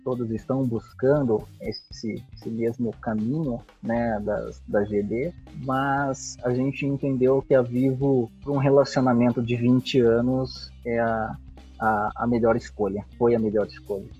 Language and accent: Portuguese; Santa Bárbara d'Oeste, São Paulo, Brazil; Nasci em Santa Bárbara do Oeste, né? Próximo à cidade de Campinas.